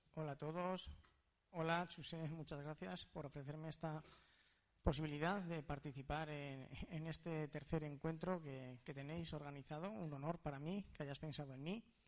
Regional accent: Spain; Somos afortunados los españoles de tener esta hermandad ¿no? con Latinoamérica

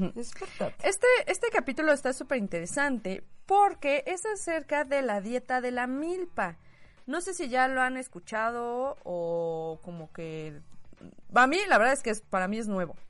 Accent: Mexico

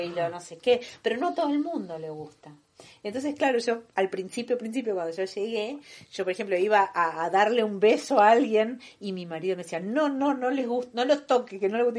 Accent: Buenos Aires, Argentina; moved away as an adult; now in Barcelona, Spain; soy argentina, como Romy también bien eh, soy de Buenos Aires

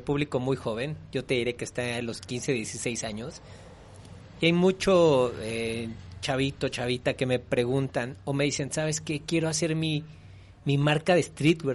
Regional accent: Mexico; soy mexicano

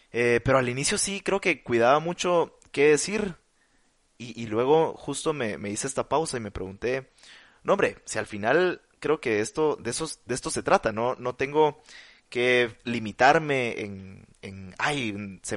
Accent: Mexico; como Marcel, como otros mexicanos.

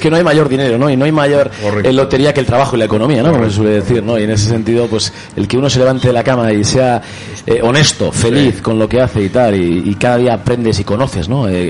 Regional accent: Vitoria-Gasteiz, Basque Country, Spain; en mi tierra, en mi ciudad, en la capital de Euskadi

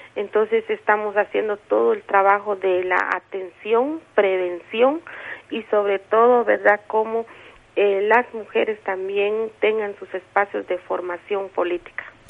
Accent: San Juan Sacatepéquez, Guatemala Department, Guatemala

